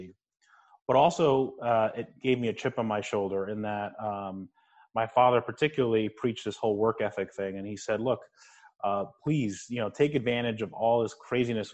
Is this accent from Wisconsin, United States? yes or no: no; New Jersey, United States; I grew up in New Jersey. I was a first-generation Cuban-American.